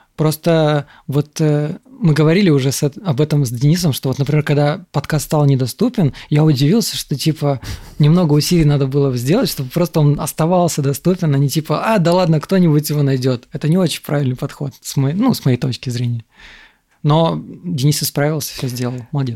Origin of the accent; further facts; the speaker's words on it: Moldova; also born or lived in Russia; now in Thailand; я родился в Молдове